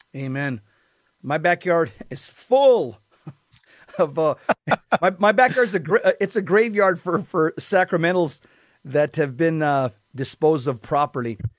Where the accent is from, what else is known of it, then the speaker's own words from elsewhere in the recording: Southern California, United States; growing up in Southern California, and I was a cop out here for many years